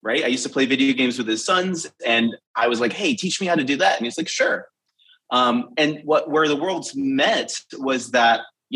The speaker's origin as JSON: {"language": "English", "country": "United States", "tie": "born or raised there", "said": "I grew up between Boston and Providence"}